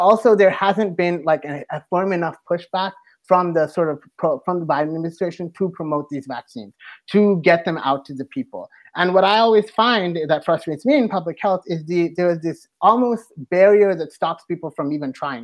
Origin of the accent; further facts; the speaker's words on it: Toronto, Ontario, Canada; now in United States; I am originally from Toronto, like a long time ago, I used to live there.